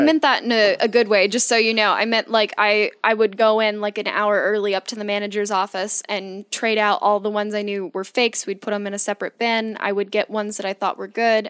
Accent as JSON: {"language": "English", "region": "Virginia", "country": "United States", "tie": "born or raised there", "moved": "yes", "lives_now": "Oregon, United States", "said": "I grew up in Virginia"}